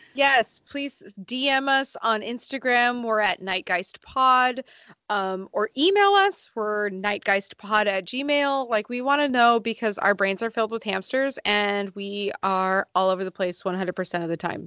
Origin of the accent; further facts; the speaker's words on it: Sonoma County, California, United States; I'm from Sonoma County, so there are lots of open roads